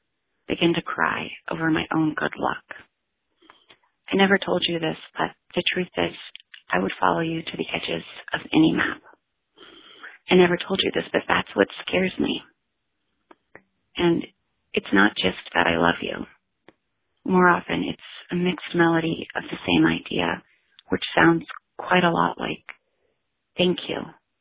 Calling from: Santa Cruz, California, United States; I am calling from Santa Cruz, California.

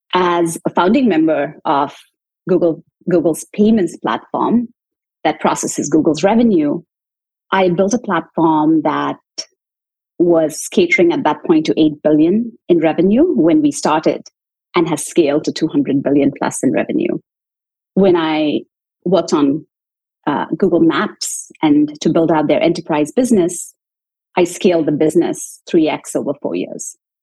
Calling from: Chicago, Illinois, United States; I'm calling in from Chicago. It's a cloudy day today, but I'm doing well.

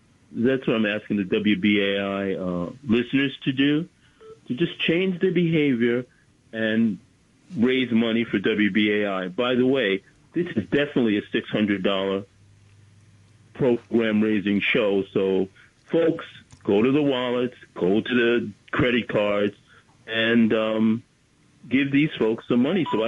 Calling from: Bronx, New York, United States; …, Bronx, New York.

